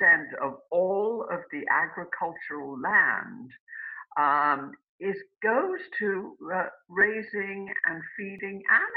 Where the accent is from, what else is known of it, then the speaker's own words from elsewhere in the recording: United Kingdom; now in United States; I grew up in Britain, and I came to this country.